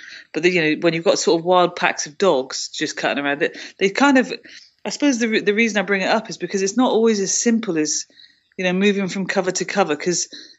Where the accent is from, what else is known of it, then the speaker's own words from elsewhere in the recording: United Kingdom; That was actually quite rough and cold, which is interesting for me to say as a Brit.